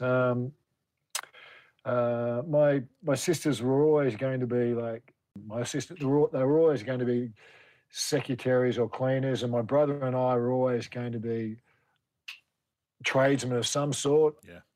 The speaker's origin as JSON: {"language": "English", "town": "Sydney", "region": "New South Wales", "country": "Australia", "tie": "born or raised there", "also_born_or_lived": "England"}